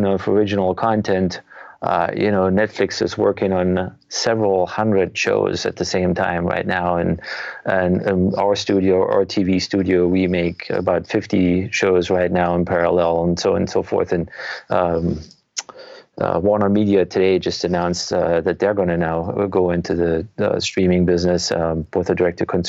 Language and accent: English; Germany; moved away as an adult; now in United States; I'm actually originally from Germany. So I moved to the US in 1997